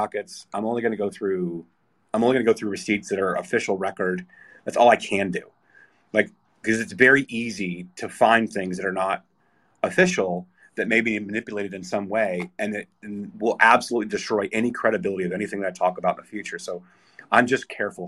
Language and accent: English; United States; as an American